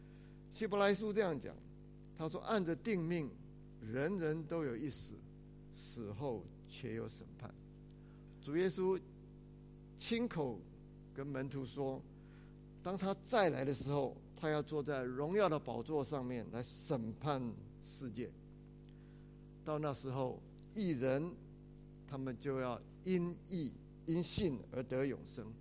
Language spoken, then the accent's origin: Chinese; China; 我们中国人常常爱讲一句话，说怎么样？人不自私，下一句怎么样？天诛地灭。